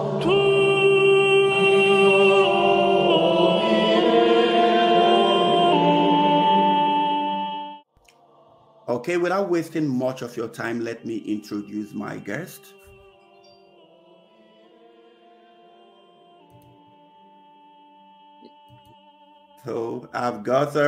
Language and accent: English; Nigeria; in the eastern part of Nigeria, my home country